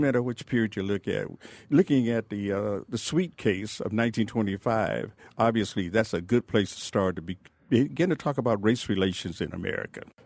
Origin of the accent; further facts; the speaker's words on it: Detroit, Michigan, United States; I grew up in the Jeffries, I spent five years in the Jeffries projects